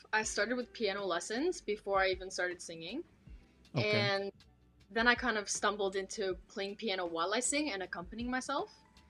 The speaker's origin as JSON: {"language": "English", "town": "Toronto", "region": "Ontario", "country": "Canada", "tie": "born or raised there", "said": "I'm Romanian, but I was born in Canada, though."}